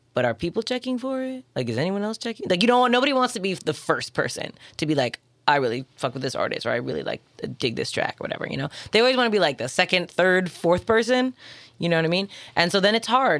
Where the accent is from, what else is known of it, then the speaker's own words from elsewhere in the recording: Toronto, Ontario, Canada; I'm from Toronto.